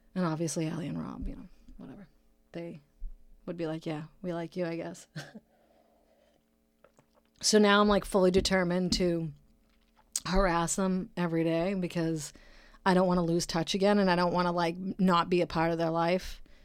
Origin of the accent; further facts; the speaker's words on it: Brockton, Massachusetts, United States; now in California, United States; my city, Brockton, Massachusetts. That's my hometown. I'm uh, born and raised, that's where I'm from